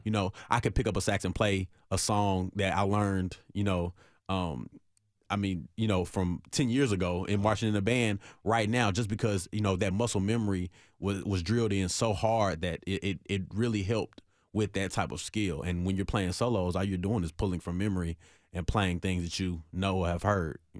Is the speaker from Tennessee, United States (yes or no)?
yes; Nashville, Tennessee, United States; I'm from Nashville, born and raised in Nashville